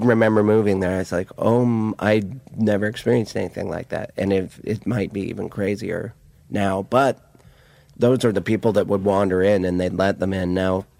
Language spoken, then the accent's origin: English; Montana, United States; accent: Montana; moved away; I came from Montana